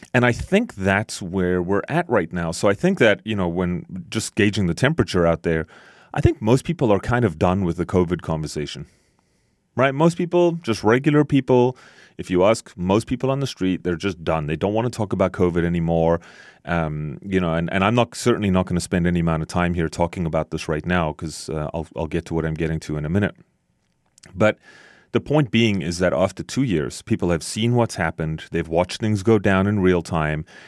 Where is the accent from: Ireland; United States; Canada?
Canada; as a Canadian